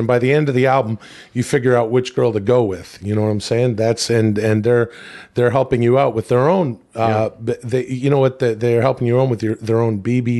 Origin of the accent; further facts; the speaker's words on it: Western Canada, Canada; growing up in the Western Canadian suburbs, you know, you'd think that it would be all …, …, and ….